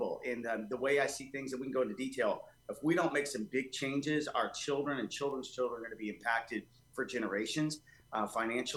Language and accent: English; Texas, United States; also born or lived in Columbus, Georgia; I got here probably as about 5 or 6 years old. And I've been here most of my life